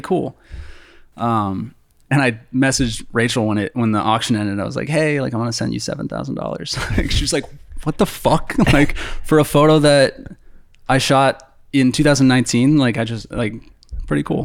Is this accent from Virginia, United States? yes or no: no; near Boston, Massachusetts, United States; born or raised there; moved away as an adult; now in Los Angeles, United States